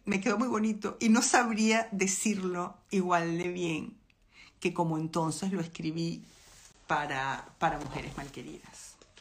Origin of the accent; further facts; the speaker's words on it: Venezuela; moved away as an adult; yo soy venezolana